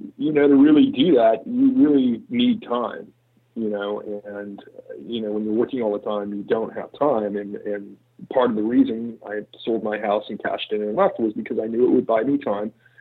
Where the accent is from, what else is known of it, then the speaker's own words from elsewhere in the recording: Riverside, California, United States; moved away; also born or lived in San Francisco; I grew up in Riverside, California, which is about an hour outside of LA.